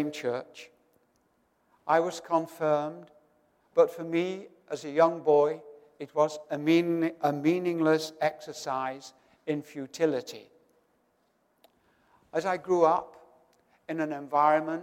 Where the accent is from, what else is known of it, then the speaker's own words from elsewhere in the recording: Doncaster, Yorkshire and the Humber, United Kingdom; my hometown of Doncaster in northern England